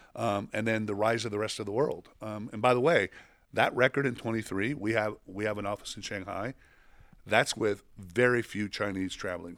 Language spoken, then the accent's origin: English; Mexico; moved away; I grew up in Mexico